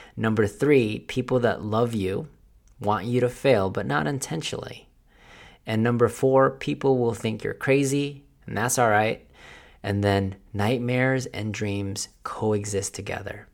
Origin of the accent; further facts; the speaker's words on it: Philippines; accent: Filipino; my Filipino accent